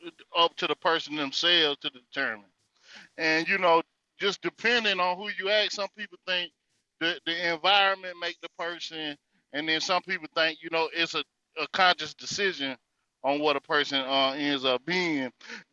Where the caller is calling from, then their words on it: North Carolina, United States; This is …. Well, coming from the North Carolina territory.